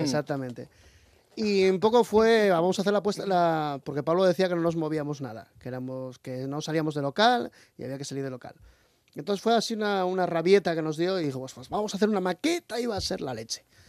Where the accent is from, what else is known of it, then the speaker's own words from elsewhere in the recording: Asturias, Spain; also born or lived in Australia; soy hijo de, de, asturiana y cántabro